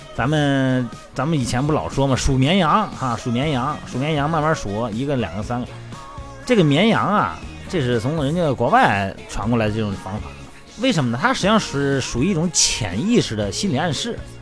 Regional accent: Shandong, China; 用我们山东人话是水饺

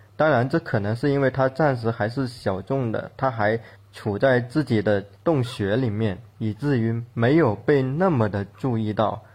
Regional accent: Guangdong, China; accent: Guangdong accent; moved away as an adult; 大家听我的口音应该也能听出来，我其实是一个广东人，我对自己的口音还蛮不自信的

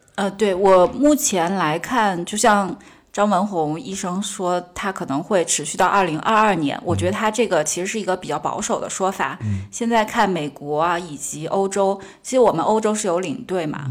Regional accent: Sichuan, China; moved away; 我自认为我四川人，川，川西、川北、川南就对走得非常遍了

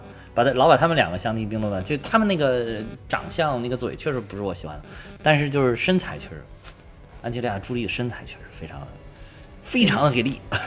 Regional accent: China; 我们中国人的哲学

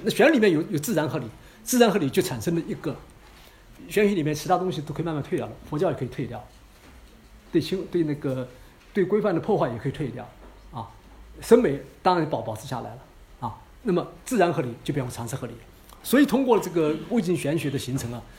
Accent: China; 我们中国人在做技术上面都很聪明，在模仿上面非常聪明

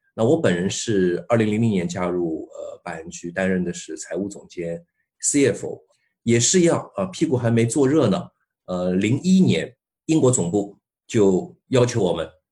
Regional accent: China; 我们中国人以前老人也说过一句话

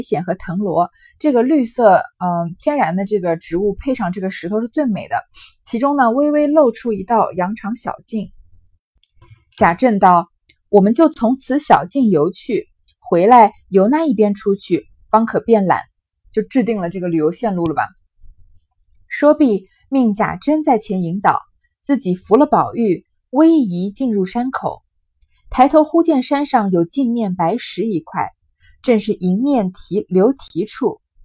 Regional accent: China; 我们中国人很讲究，很喜欢这种奇石

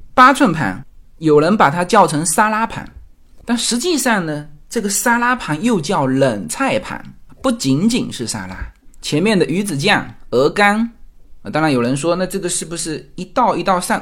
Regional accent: China; now in United States; 我们是华人，来美国之后

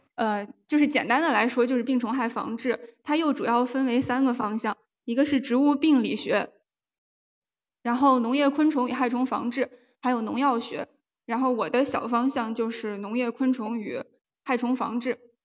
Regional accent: Taiyuan, Shanxi, China; also born or lived in Cangzhou, Hebei; now in Wuhan, China; 我是出生在河北沧州，然后在山西太原长大。呃，目前是在武汉上学

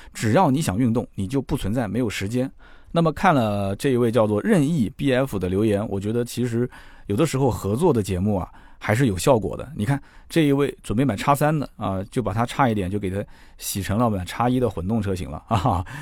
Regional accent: China; 我们中国人

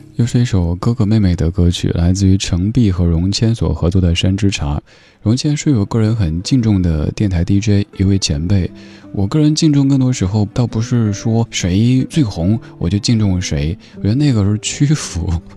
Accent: Sichuan, China; accent: Sichuanese; 如果用我家乡话、四川话来说

